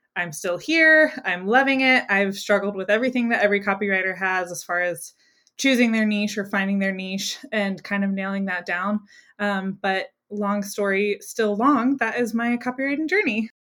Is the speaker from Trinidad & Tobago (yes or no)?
no; Greenville, South Carolina, United States; in my hometown, which I live in Greenville, South Carolina